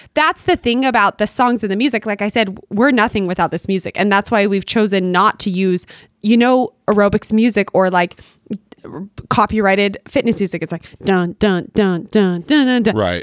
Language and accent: English; Bountiful, Utah, United States; I grew up in Bountiful